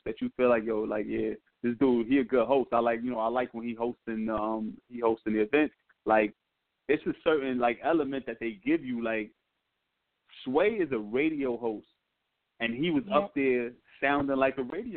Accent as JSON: {"language": "English", "region": "New York", "country": "United States", "said": "I'm from New York. Yeah, I rep NY"}